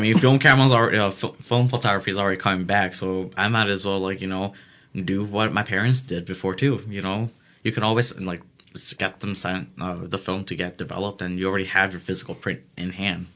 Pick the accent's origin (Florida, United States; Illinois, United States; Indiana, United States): Illinois, United States; Elgin